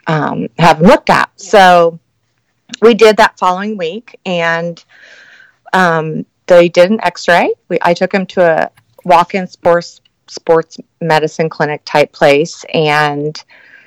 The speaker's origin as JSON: {"language": "English", "town": "Indianapolis", "region": "Indiana", "country": "United States", "tie": "born or raised there", "said": "born and raised in Indy"}